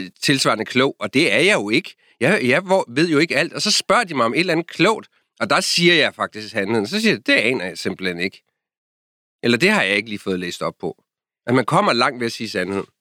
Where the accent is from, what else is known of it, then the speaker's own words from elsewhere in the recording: Denmark; moved away as an adult; now in Washington, D.C., United States; jeg er fra Danmark